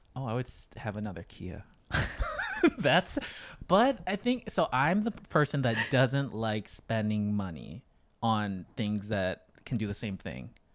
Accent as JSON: {"language": "English", "town": "Janesville", "region": "Wisconsin", "country": "United States", "tie": "born or raised there", "also_born_or_lived": "Thailand / Los Angeles / Hawaii", "moved": "as an adult"}